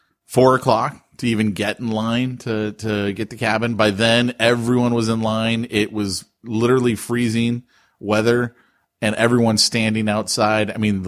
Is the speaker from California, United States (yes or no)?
yes; California, United States; As a Californian